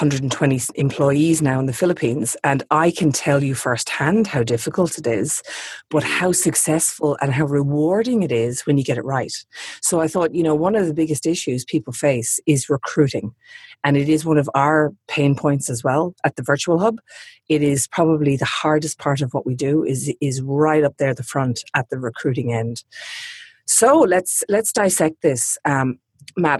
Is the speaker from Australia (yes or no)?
yes; Sydney, New South Wales, Australia; I'm obviously in my hometown of Sydney at the moment